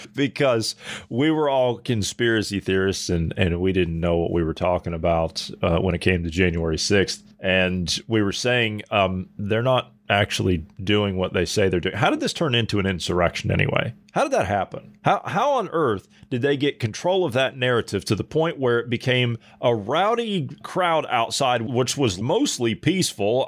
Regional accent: United States; I'm an American citizen

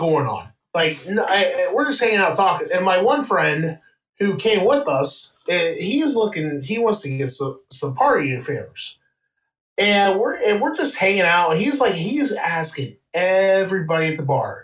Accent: Wheeling, West Virginia, United States; I am from Wheeling, West Virginia

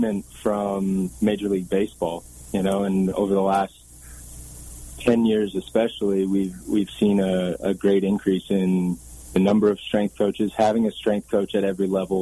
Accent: Waterloo, Ontario, Canada; moved away as an adult; also born or lived in Southern California / Southern Colorado; I grew up in Waterloo, Ontario, Canada

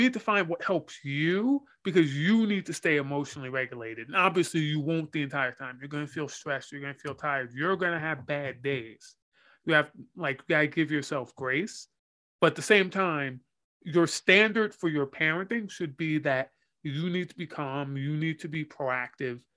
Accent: United States; I'm American

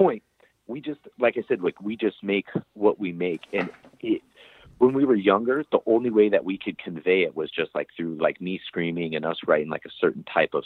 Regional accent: United States; also born or lived in Southern California

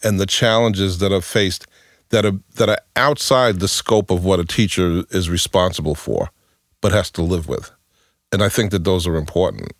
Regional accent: New York, United States; I grew up in New York, um, in in a pro- housing project

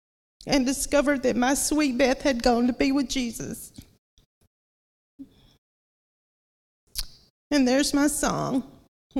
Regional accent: Lumberton, North Carolina, United States; also born or lived in Wilson, North Carolina; I was born and raised here in Lumberton.

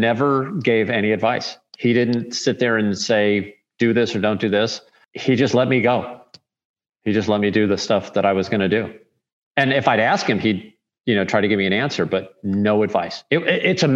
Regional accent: St. Louis, Missouri, United States; I'm from St. Louis

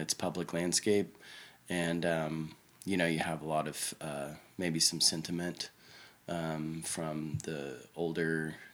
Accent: Oklahoma City, Oklahoma, United States; I was born and raised here in Oklahoma City

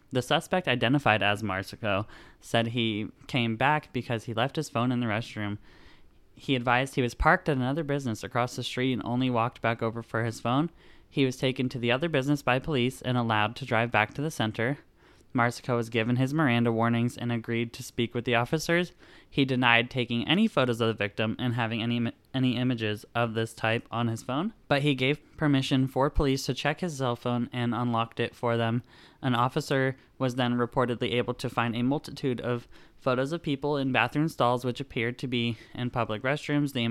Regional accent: Sykesville, Pennsylvania, United States; born or raised there

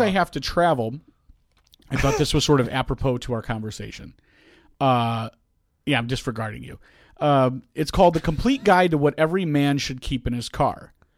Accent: South Holland, Illinois, United States; I came all the way from Thornwood High School, um, which, where I came from, um, uh, I think it's one hundred eighty-seventh and roughly, um, South Park in, in South Holland

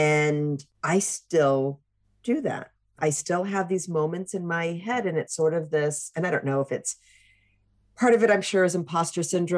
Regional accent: Newport News, Virginia, United States; moved away as an adult; also born or lived in Nebraska; So I don't know if your listeners are aware that we are from Newport News, Virginia. So I left Newport News in 1995.

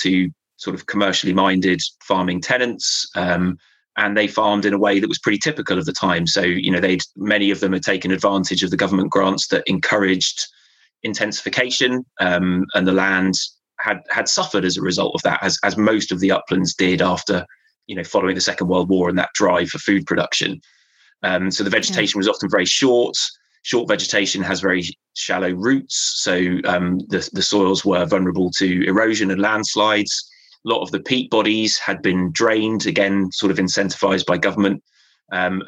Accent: Devon, South West England, United Kingdom; moved away as an adult; now in Cumbria, United Kingdom; I grew up in Devon. I moved up here a couple of years before I took

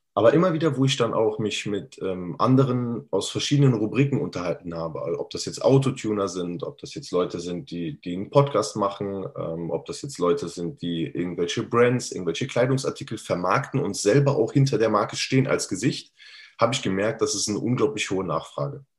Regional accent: Cologne-Bonn area, North Rhine-Westphalia, Germany; Ich bin Immobilienmakler und Finanzierer aus dem Kreis Köln-Bonn

